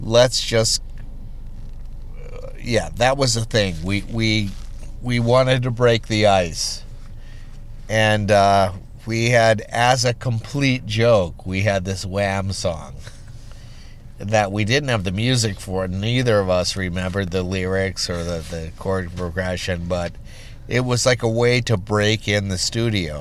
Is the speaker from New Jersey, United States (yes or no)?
no; Litchfield, Minnesota, United States; I was born in Litchfield, Minnesota. We're actually from the great, you know, western plains